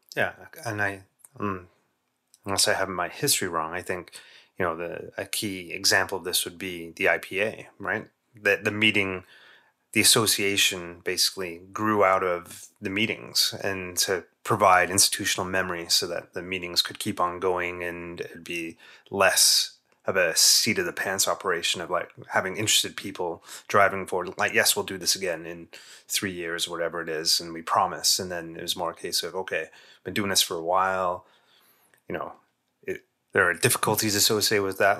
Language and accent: English; England, United Kingdom; as a kid growing up in England